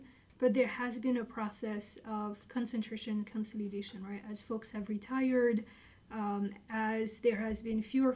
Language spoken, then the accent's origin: English; Brittany, France; moved away as an adult; now in Wisconsin, United States; I grew up in the northwest part of France, in Brittany.